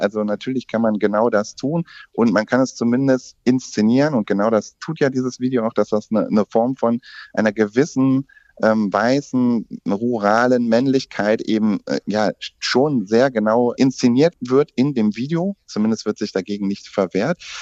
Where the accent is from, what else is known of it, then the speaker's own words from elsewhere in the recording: Germany; also auch bei uns in Deutschland